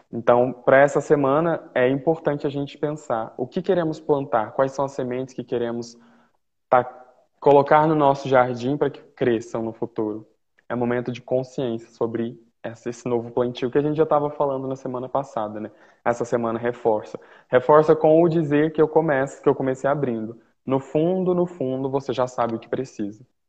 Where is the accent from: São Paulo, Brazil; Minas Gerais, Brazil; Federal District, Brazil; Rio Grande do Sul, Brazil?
Minas Gerais, Brazil; Uberlândia; moved away